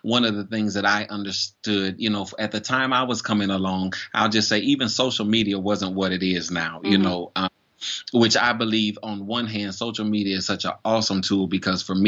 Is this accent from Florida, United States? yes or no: yes; Florida, United States; moved away as an adult; now in Charleston, United States; I'm originally from Florida, and I moved to Charleston in September of 2012.